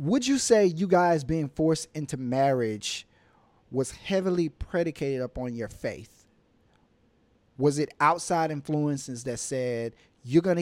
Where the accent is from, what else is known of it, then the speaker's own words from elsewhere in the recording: Amite, Louisiana, United States; now in Miami, United States; I'm from Louisiana, but I currently reside in the city of Miami, Florida